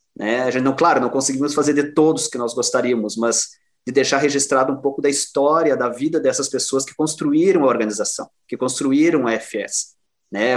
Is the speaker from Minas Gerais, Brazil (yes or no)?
no; Cruz Alta, Rio Grande do Sul, Brazil; also born or lived in Porto Alegre; now in Erechim, Brazil; A gente brinca assim, eu saí de Cruz Alta, mas Cruz Alta não saiu de mim.